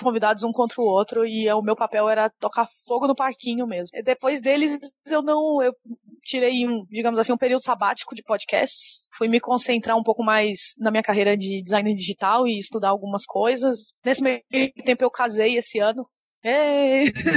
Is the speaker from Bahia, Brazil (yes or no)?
yes; Salvador, Bahia, Brazil; moved away as an adult; now in São Paulo, Brazil; eu sou uma designer digital que nasceu em Salvador e mora em São Paulo há 11 anos